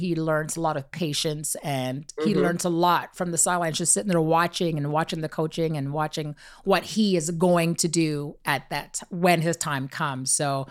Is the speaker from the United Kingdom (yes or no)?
no; Canada; we're from Canada.